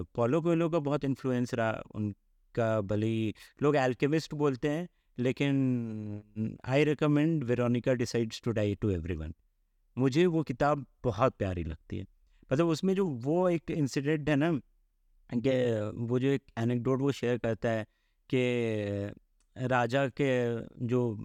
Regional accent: Mithila, India; moved away; also born or lived in Jamshedpur; coming from Mithila

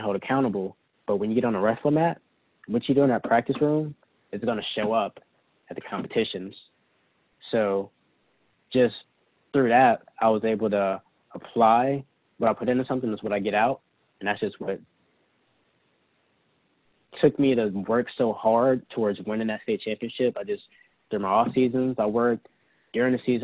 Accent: Huntsville, Alabama, United States; moved away; growing up in North Alabama

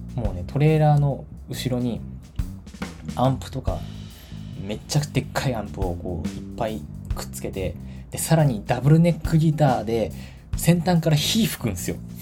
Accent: Tachikawa, Tokyo, Japan; moved away; 立川市っていうのが私の地元なんですけど

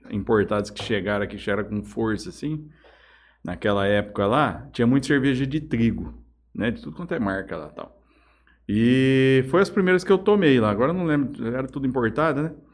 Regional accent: Jales, São Paulo, Brazil; Eu sou aqui são bem dizer, eu sou de Jales. Né? Desde quando nasci, nasci em São Paulo, mas vim para cá muito novo. A minha família da minha mãe é toda daqui. Família japonesa aqui.

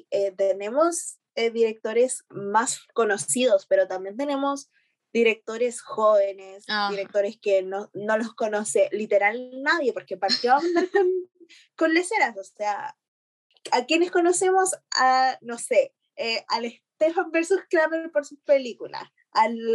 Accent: Chile; Ah, estoy como, mm, como actriz chilena

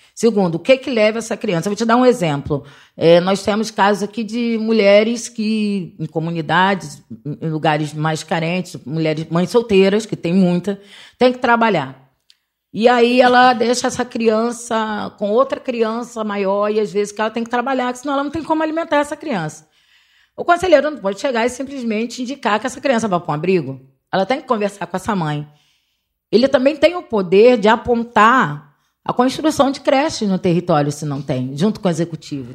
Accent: Rio de Janeiro, Brazil; sou cria da Vintém, onde eu comecei minha militância com criança e adolescente

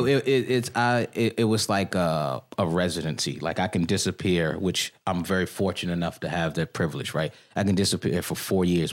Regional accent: Washington, District of Columbia, United States; moved away as an adult; also born or lived in Bangkok, Thailand; I'm born and raised here. I grew up in Petworth. Spent my entire life here.

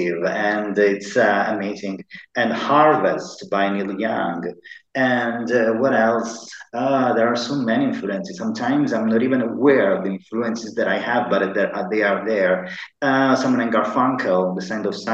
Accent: Sicily, Italy; English is a second language; also born or lived in Dublin; now in Malta; I'm from Italy. I'm from the south of Italy. I'm from Sicily.

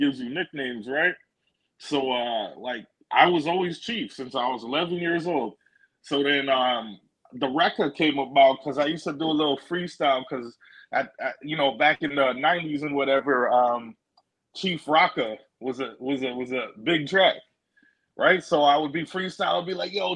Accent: Toronto, Ontario, Canada; moved away; also born or lived in New York / Arizona; I was born in Toronto. I lived in New York. I lived in Arizona, but I was born in Toronto.

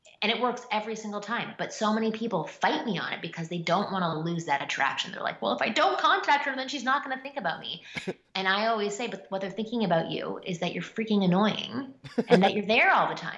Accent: Canada; I'm Canadian

